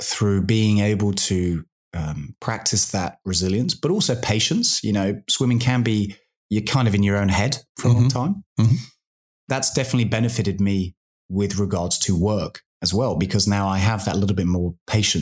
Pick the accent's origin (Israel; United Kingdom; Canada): United Kingdom; now in Australia; as a British guy who's a little bit soft